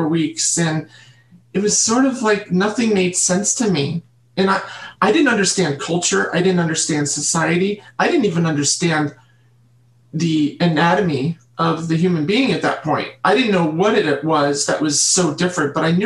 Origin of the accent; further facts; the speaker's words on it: Catskill region, New York, United States; I was brought up in New York State in the Catskill region